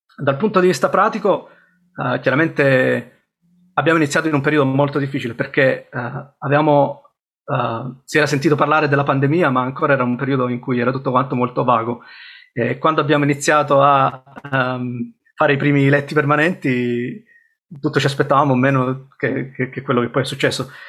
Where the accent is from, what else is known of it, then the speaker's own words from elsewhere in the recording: Sicily, Italy; moved away as an adult; also born or lived in Rome / Bristol; now in United Kingdom; sono cresciuto in Sicilia e poi a 18 anni sono um, andato a Roma